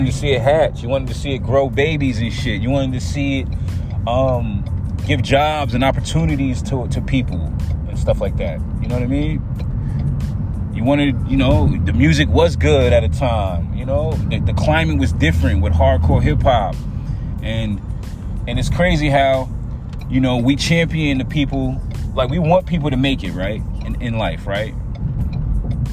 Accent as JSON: {"language": "English", "town": "New York City", "region": "New York", "country": "United States", "said": "I'm from Staten Island."}